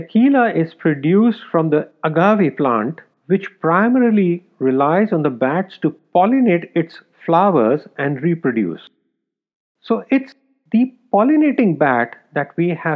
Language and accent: English; India; Growing up in India